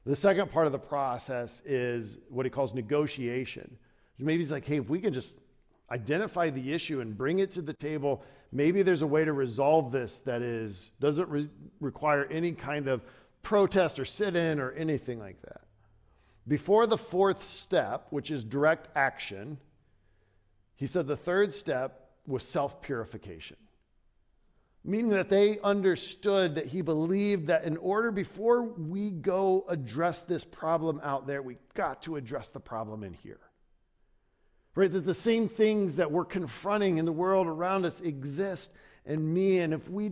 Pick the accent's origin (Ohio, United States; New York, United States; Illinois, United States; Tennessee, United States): Ohio, United States; moved away as an adult; also born or lived in Chicago; I grew up in Ohio